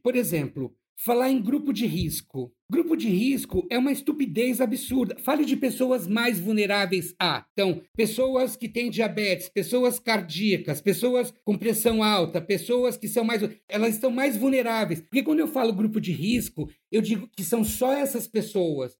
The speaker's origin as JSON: {"language": "Portuguese", "region": "São Paulo", "country": "Brazil", "said": "Eu sou de São Paulo, da periferia de São Paulo, de Ermelino Matarazzo, na Zona Leste"}